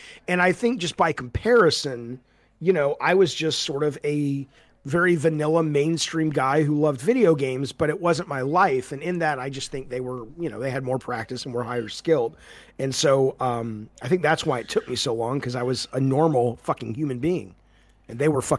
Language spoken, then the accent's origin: English; Santa Monica, California, United States; oh, these guys are in my hometown. They're in Santa Monica.